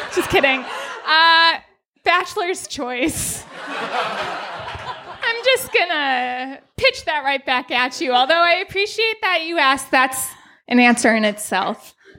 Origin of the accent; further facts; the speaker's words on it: Minnesota, United States; I'm from Minnesota and I love my home state.